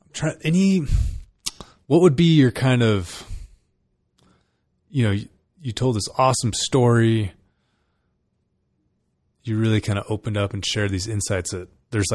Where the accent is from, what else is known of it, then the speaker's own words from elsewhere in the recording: California, United States; I grew up in California